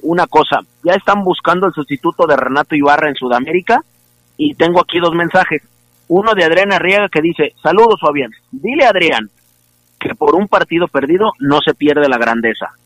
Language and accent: Spanish; Argentina; como argentinos que somos